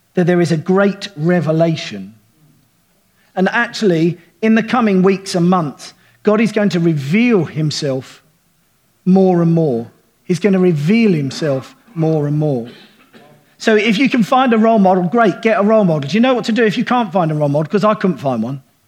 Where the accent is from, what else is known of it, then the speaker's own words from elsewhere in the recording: United Kingdom; I'm thoroughly British